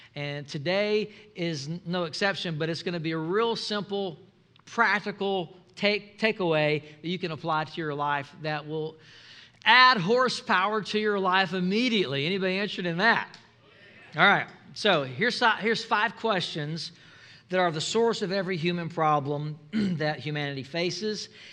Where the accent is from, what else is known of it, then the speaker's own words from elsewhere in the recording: Mobile, Alabama, United States; I'm from uh, I'm from Mobile, Alabama